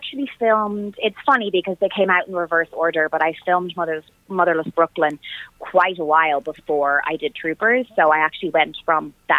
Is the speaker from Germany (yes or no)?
no; Ireland; And I am Irish and the character was Irish